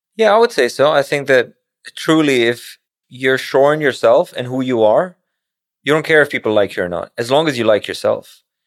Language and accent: English; Pakistan; moved away; as a kid growing up in Pakistan